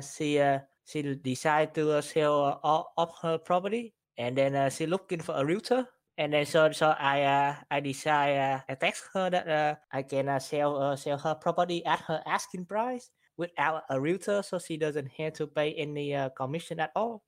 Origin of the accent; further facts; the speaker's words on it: Vietnam; now in Houston, United States; I'm from, uh, Vietnam, and then, uh, I, I've been here, uh, in the U S, uh, for, for two thousand ten